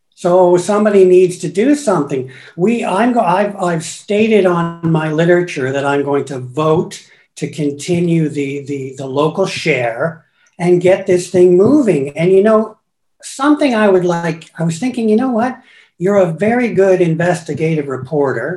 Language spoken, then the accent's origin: English; Guelph, Ontario, Canada; moved away as an adult; also born or lived in Hamilton / Toronto / Paris / Mexico; I was born and raised, went to various schools in Guelph